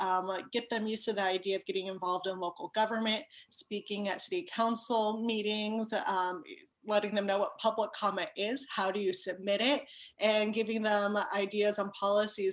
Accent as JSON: {"language": "English", "town": "South Pasadena", "region": "California", "country": "United States", "tie": "born or raised there", "lives_now": "Rosemead, United States", "said": "I was raised in South Pasadena"}